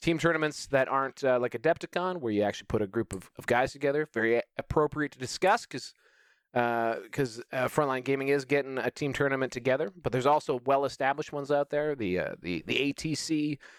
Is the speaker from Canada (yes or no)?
yes; Canada; as a Canadian